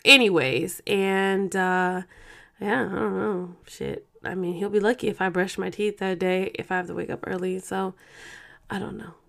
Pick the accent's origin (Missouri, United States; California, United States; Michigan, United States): California, United States; Oakland; moved away; we're both from Oakland